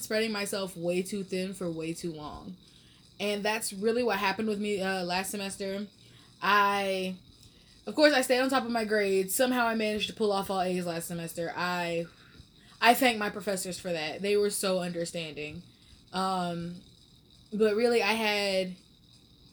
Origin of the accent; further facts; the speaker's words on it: Atlanta, Georgia, United States; moved away; I'm from Atlanta originally.